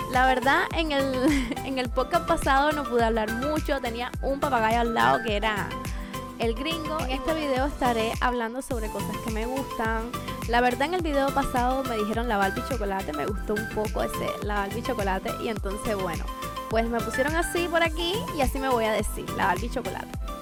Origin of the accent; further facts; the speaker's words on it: Cuba; moved away as an adult; now in Bradenton, United States; Pues como pueden ver yo soy cubana, la bandita está por aquí atrás, tengo 23 años y llevo muy poco aquí en Estados Unidos. Me encuentro localizada en el estado de la Florida, en Bradenton.